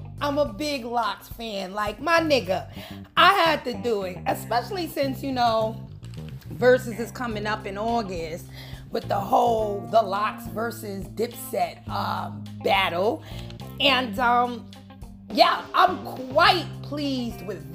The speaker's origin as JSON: {"language": "English", "town": "New York City", "region": "New York", "country": "United States", "said": "I'm from the Bronx"}